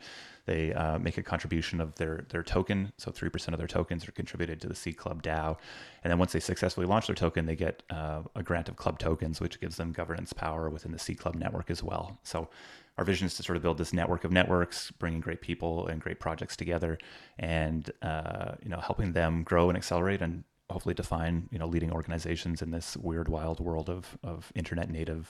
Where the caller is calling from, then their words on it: British Columbia, Canada; I'm in a small town just outside of Vancouver in Canada.